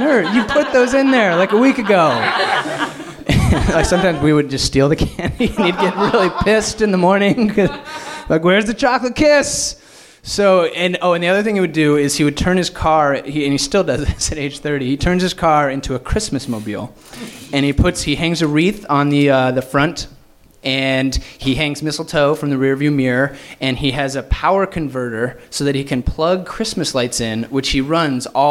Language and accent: English; Fort Collins, Colorado, United States; born or raised there; moved away as an adult; now in Los Angeles, United States